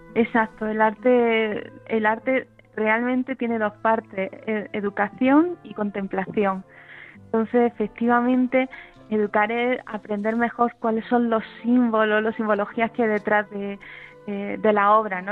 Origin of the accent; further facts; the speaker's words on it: Granada, Andalusia, Spain; Yo soy de Granada y soy licenciada en Historia del Arte